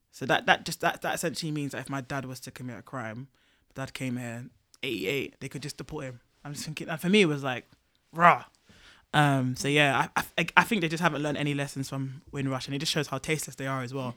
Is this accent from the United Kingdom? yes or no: yes; United Kingdom; my dual identity as a black person, but also as a British person